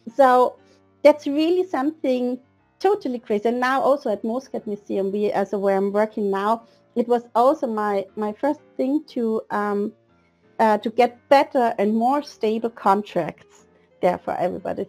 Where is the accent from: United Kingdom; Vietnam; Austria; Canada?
Austria; Vienna; moved away as an adult; now in Denmark; I'm original from Vienna, Austria, where I lived um, just until seven years ago